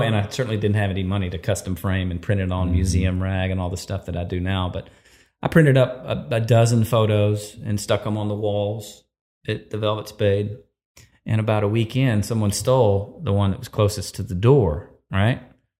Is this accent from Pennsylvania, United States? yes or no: no; Livingston, Texas, United States; some friends of mine that I grew up with in Livingston, Texas, Brad and Chad Womack